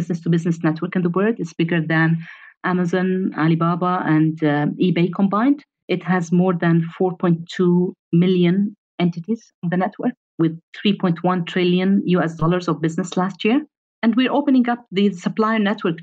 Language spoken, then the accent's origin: English; Egypt; moved away as an adult; also born or lived in Europe; when I moved from Egypt to Europe, I excelled.